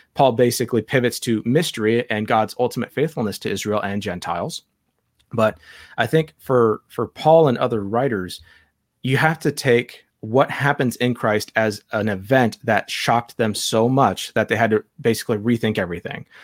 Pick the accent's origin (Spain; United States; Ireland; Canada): Ireland; I'm not Jewish, I'm Irish